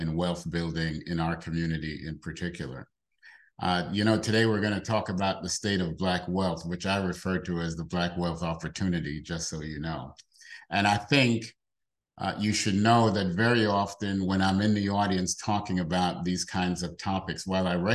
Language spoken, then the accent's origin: English; New York City, New York, United States; I grew up in the South Bronx, in the projects in the South Bronx, New York